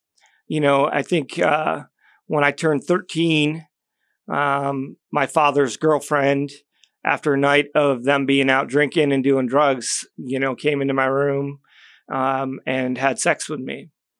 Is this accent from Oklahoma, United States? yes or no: no; Syracuse, New York, United States; born there; Well, originally I was born in upstate New York, Syracuse area.